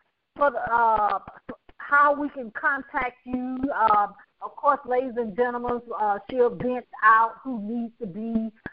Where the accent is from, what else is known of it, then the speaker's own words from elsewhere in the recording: the South, United States; I'm from the South